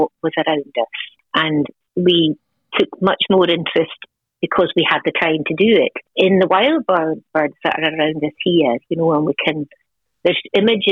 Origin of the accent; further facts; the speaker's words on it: Outer Hebrides, Scotland, United Kingdom; moved away as an adult; now in Wexford, Ireland; I'm originally from the Outer Hebrides off the northwest coast of Scotland. So I grew up what we'd call in a crofting community